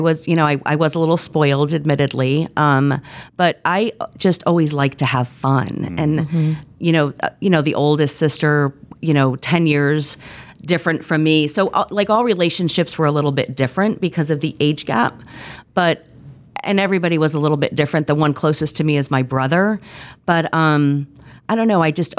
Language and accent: English; Connecticut, United States; I have lots of family, born and raised in Connecticut, youngest of four.